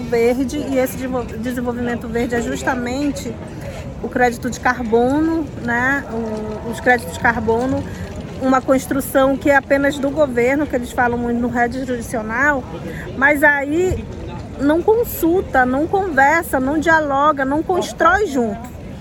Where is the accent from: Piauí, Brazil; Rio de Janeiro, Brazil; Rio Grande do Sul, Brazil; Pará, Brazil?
Pará, Brazil